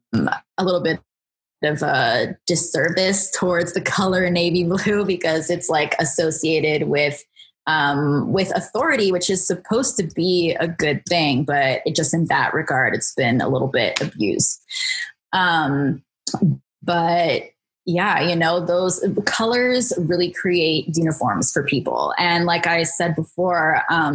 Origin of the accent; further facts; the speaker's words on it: Bethesda, Maryland, United States; So I grew up in Bethesda, Maryland. That's where I am right now.